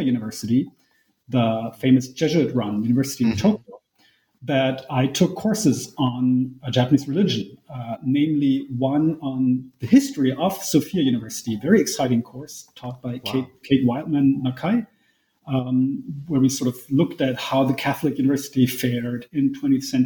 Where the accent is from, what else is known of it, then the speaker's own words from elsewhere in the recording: Germany; I was born in Germany, grew up in Germany, went to school in Germany, went to college in Germany, and now I work in Germany